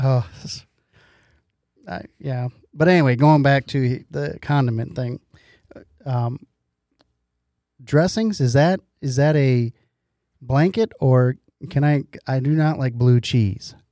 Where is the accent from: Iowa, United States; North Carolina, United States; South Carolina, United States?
Iowa, United States; I'm from Iowa